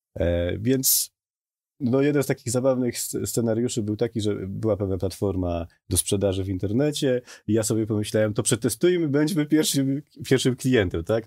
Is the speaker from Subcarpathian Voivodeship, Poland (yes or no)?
yes; Podkarpacie, Subcarpathian Voivodeship, Poland; moved away as an adult; Jestem z Podkarpacia dosłownie, mieszkałem pod lasem